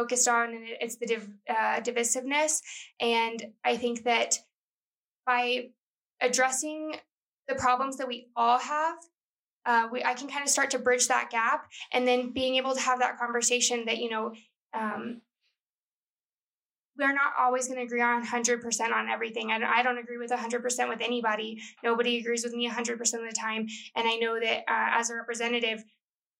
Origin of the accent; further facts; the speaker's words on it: El Paso, Texas, United States; I'm from El Paso